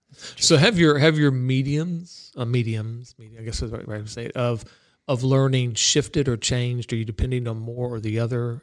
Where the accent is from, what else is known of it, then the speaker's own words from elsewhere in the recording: Florida, United States; growing up in Florida